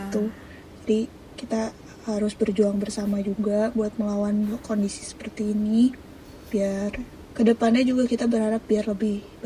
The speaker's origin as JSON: {"language": "Indonesian", "town": "Bandung", "region": "West Java", "country": "Indonesia", "said": "gue sebagai orang Bandungnya pun mengaku"}